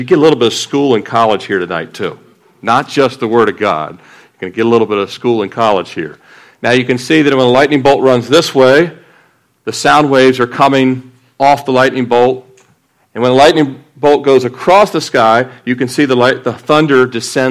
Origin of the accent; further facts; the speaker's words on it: Annapolis, Maryland, United States; moved away; also born or lived in Fort Lauderdale; I grew up in Annapolis